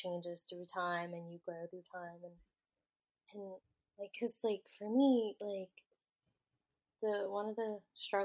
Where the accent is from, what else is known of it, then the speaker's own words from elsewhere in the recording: United States; I'm first generation, like, born in America